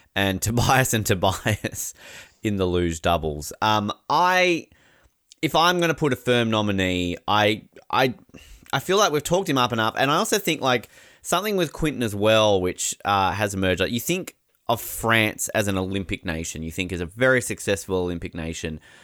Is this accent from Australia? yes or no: yes; Australia; we're Australian